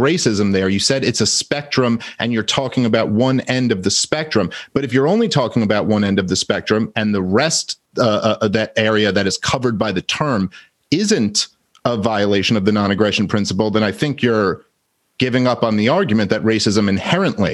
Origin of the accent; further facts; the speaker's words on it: New York City, New York, United States; I grew up in Brooklyn